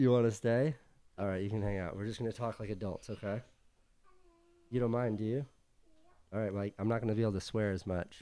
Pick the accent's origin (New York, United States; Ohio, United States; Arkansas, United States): New York, United States; New York City; moved away as an adult; now in Venice, United States; we're from New York City